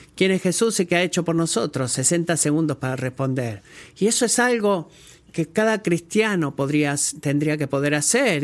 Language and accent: Spanish; United States; como un americano